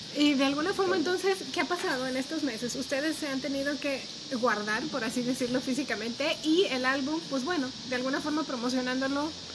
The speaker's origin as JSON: {"language": "Spanish", "country": "Mexico", "said": "nuestra condición como mexicanos, estando en México"}